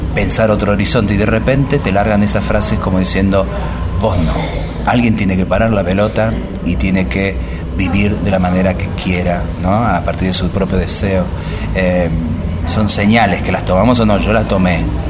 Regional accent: Buenos Aires, Argentina; Yo nací acá en Buenos Aires, de mamá tucumana y de papá pampeano.

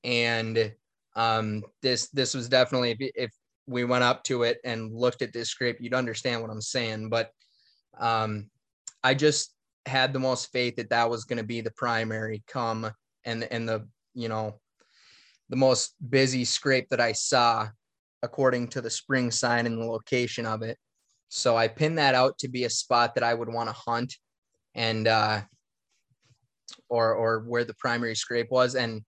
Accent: Minnesota, United States; And growing up in Northern Minnesota, I left my cameras everywhere, all over.

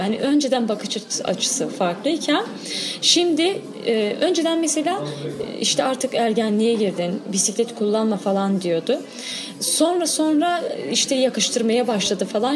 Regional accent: Diyarbakır, Diyarbakır Province, Turkey; ben Diyarbakır Sur'da büyüdüm.

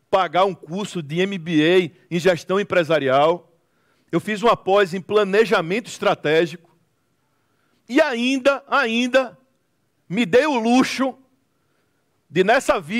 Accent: Northeast Region, Brazil; Eu, como falei há pouco, eu sou do Nordeste do Brasil.

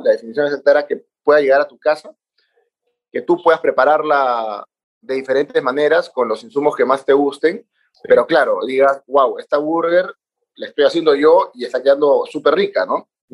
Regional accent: Peru; moved away; yo ya vivo a casi nueve años, soy peruano

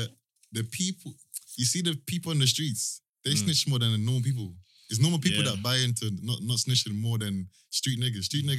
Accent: Croydon, London, United Kingdom; also born or lived in Brixton; because I grew up in Brixton a little bit for a short time before I moved to Croydon.

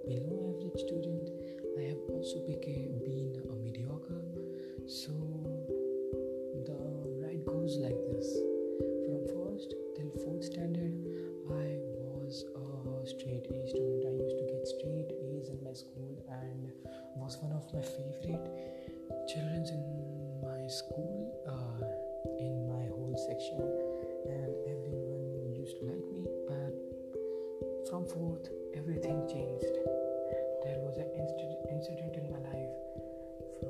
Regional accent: Vadodara, Gujarat, India; I am from India. In India there is a state named Gujarat, and in Gujarat I am from Vadodara

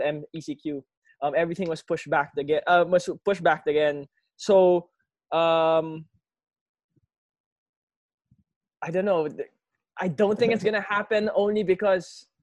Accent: Laguna, Calabarzon, Philippines; I'm from Laguna

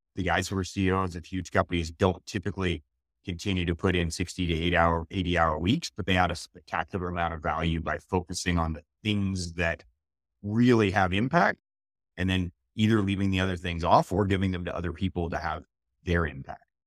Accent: Montreal, Quebec, Canada; moved away; I grew up in Montreal.

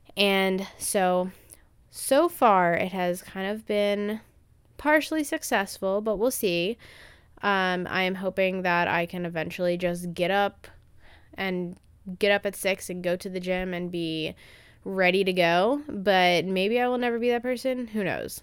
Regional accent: Maryland, United States; I'm from Maryland and I've kind of grown up in the same town

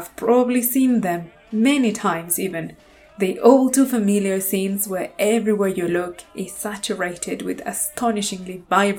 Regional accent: Mexico; moved away; I grew up in Mexico

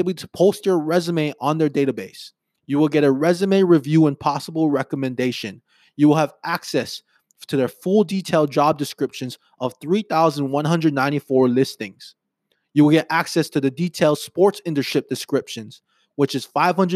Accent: Hawaii, United States; I was born and raised on Hawaii on an island

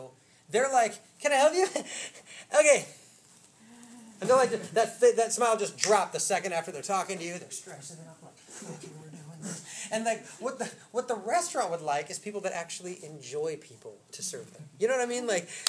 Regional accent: Oak Park, Illinois, United States; I grew up in Oak Park, okay?

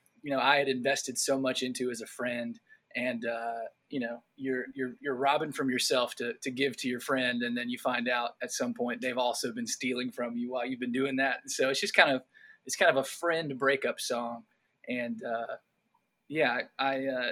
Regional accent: North Carolina, United States; growing up in North Carolina, I went to Appalachian State for college

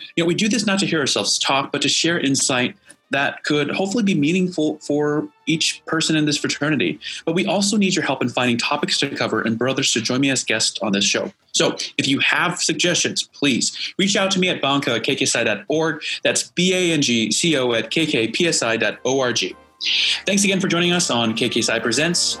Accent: Indiana, United States; I'm from Indiana

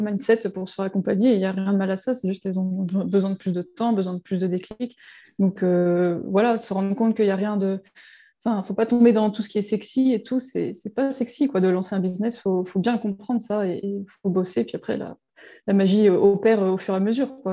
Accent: Breton, Brittany, France; on est breton

